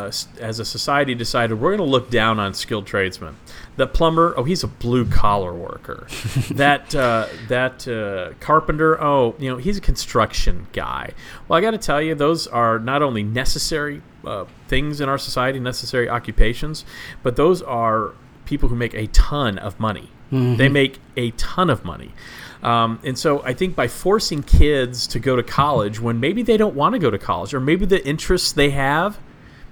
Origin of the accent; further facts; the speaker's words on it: Texas, United States; I grew up in Texas